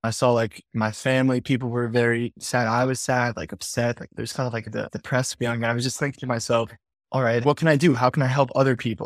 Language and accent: English; Five Towns, New York, United States; I'm from the Five Towns.